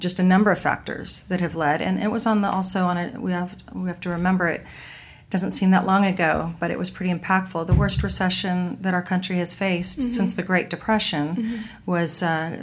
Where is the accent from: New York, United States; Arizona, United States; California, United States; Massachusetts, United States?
California, United States; Southern; I grew up in Southern California